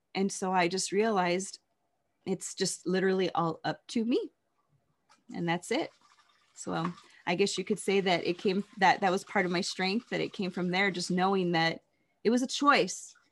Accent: Las Vegas, Nevada, United States; growing up in Las Vegas

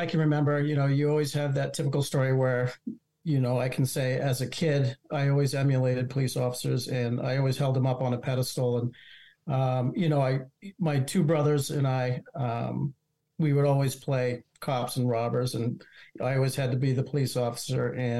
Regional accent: Massachusetts, United States; also born or lived in Vermont; now in New Hampshire, United States; I am originally from Massachusetts by way of Vermont for a few years and then back to New Hampshire

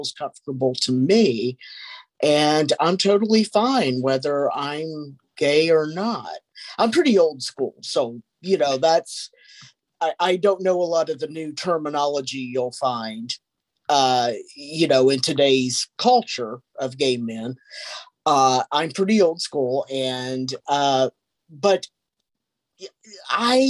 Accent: Kentucky, United States; moved away; I came from Kentucky, a small little town back

